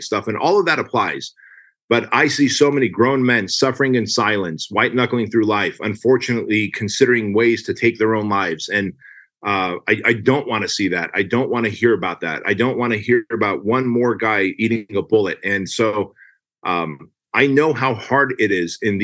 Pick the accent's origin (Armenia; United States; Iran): Armenia; moved away; I come from Armenia